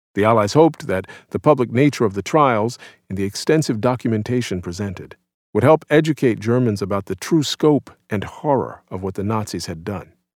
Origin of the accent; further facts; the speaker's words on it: New Orleans, Louisiana, United States; New Orleans, my hometown